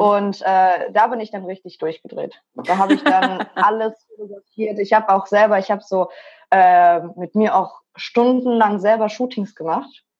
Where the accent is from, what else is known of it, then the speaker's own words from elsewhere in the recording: Mönchengladbach, North Rhine-Westphalia, Germany; moved away; Ich komme eigentlich aus Mönchengladbach, bin da auch geboren und äh, meine Eltern ursprünglich aus Moldawien.